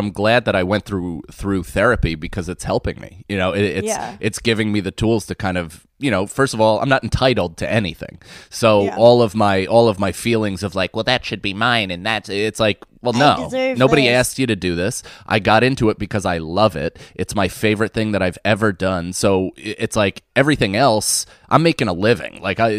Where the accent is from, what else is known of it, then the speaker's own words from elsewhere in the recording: Rockland, New York, United States; also born or lived in Manhattan; I lived right outside in Rockland. I'm from the city. I was born in Manhattan and my parents lived in Manhattan for a long time with my older sister. And then we moved to the outskirts. So I grew up predominantly in the suburbs